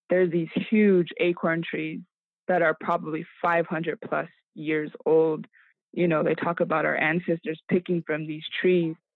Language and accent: English; Arizona, United States; I um, live and I am from the St. Carlos Apache Reservation here in Arizona.